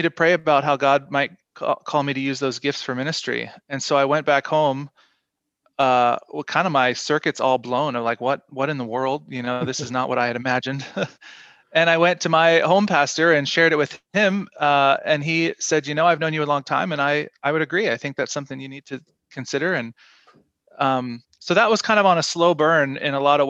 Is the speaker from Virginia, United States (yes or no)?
yes; Shenandoah Valley of Virginia, United States; now in Victoria, Canada; I grew up in the Shenandoah Valley of Virginia with my parents and grew up a church kid